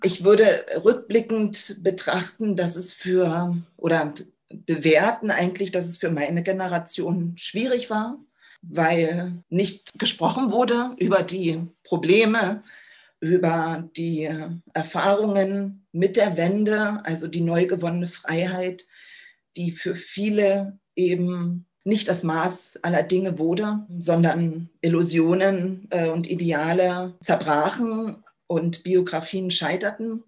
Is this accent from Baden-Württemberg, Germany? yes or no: no; Cottbus, Brandenburg, Germany; Ich bin 1980 geboren in Cottbus